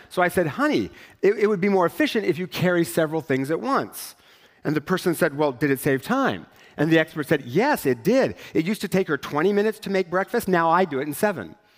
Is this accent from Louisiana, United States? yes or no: no; Richland, Washington, United States; I grew up in Richland